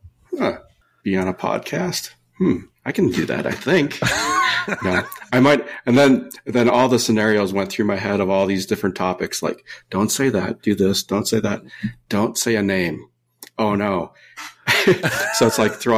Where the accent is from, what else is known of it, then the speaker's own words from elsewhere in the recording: Minnesota, United States; now in California, United States; I came from the Midwest. I'm from Minnesota originally. There's no ocean. I did grow up on lakes